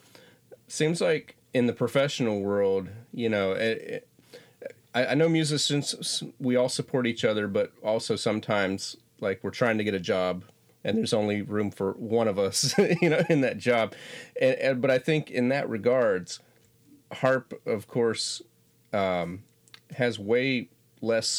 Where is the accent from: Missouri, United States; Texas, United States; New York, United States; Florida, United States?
Florida, United States; Florida panhandle, United States; I'm originally from Florida, but I'm from far enough in Florida, you wouldn't think it was in the same state. It's 600 miles away. It's in the panhandle, the northwest